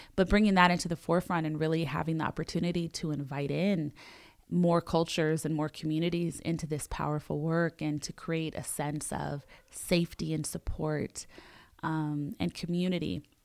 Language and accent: English; Los Angeles, California, United States; I grew up in Los Angeles